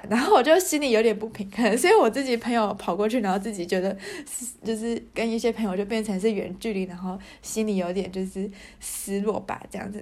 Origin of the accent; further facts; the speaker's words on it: Taiwan; moved away as an adult; now in Germany; 我们台湾人